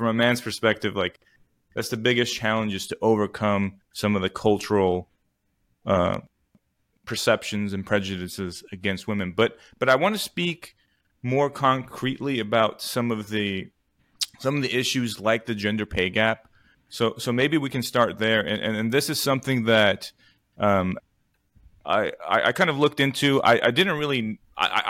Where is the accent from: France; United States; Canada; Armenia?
Armenia; moved away; my home country of Armenia